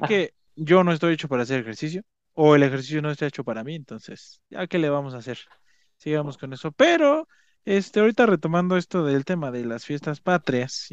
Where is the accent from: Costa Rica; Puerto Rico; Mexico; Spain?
Mexico; nosotros que somos mexicanos